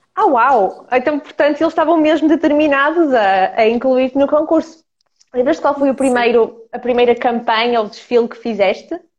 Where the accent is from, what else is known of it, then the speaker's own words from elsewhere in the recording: Ukraine; now in Portugal; eu sou ucraniana, portanto, somos as duas de leste